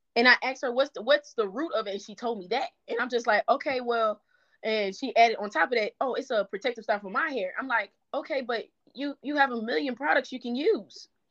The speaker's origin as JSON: {"language": "English", "town": "Baton Rouge", "region": "Louisiana", "country": "United States", "said": "I'm from the South. I'm from Baton Rouge, Louisiana"}